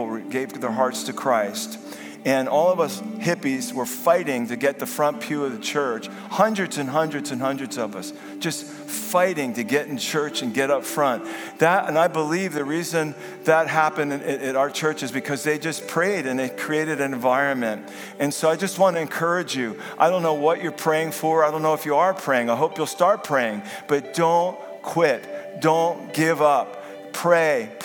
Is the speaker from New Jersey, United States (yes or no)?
yes; Vineland, New Jersey, United States; over South Jersey, over Vineland, my hometown, New Jersey